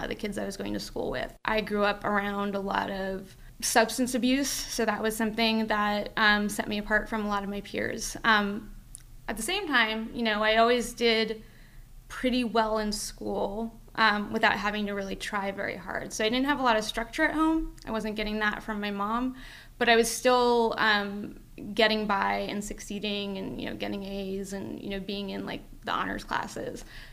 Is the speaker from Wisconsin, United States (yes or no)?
no; Phoenix, Arizona, United States; also born or lived in New York; now in Los Angeles, United States; I was born in New York, but I moved to Arizona with my family when I was pretty young